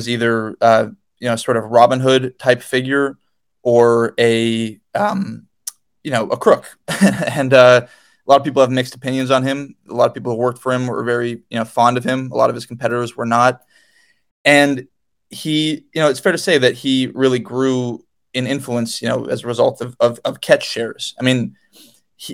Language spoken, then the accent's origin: English; New England, United States; we grew up in New England